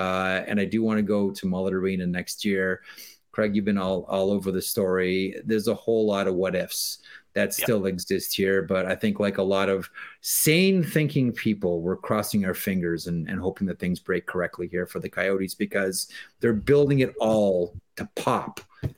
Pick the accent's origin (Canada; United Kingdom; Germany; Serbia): Canada; I always say to myself as a Canadian, you know, I spent a lot of my youth saying like, well, I don't know why the rest of the world doesn't love hockey the way we love it as Canadians